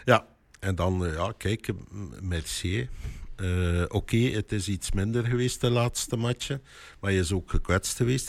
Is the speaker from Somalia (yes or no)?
no; Kortrijk, Flanders, Belgium; moved away; ik ben van Kortrijk afkomstig.